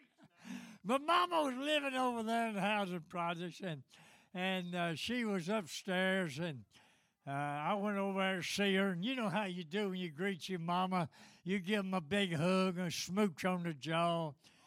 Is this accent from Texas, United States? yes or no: no; Nashville, Tennessee, United States; I was born in East Nashville and raised in the housing projects